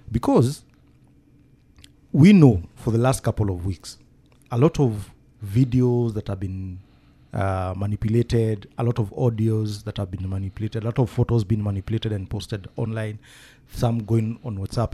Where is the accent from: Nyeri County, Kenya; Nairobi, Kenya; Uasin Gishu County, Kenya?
Nyeri County, Kenya; Nyeri; my hometown in Nyeri